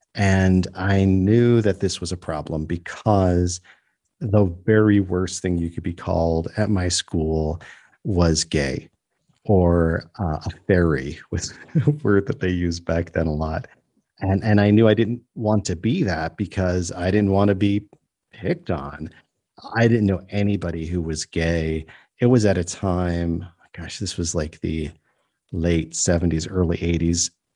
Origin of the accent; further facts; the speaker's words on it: New York, United States; now in South Africa; I grew up in New York State